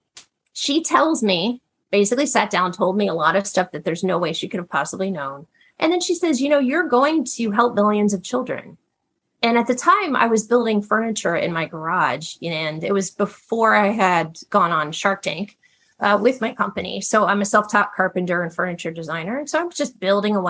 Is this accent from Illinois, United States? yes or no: no; Ohio, United States; I grew up in a very, very grounded upbringing. My parents were teachers. My dad was a football coach. I'm from Ohio